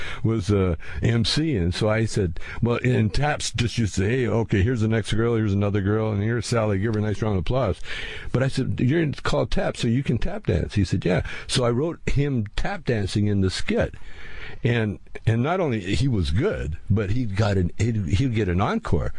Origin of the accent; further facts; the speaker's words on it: Calgary, Alberta, Canada; moved away; I grew up in Calgary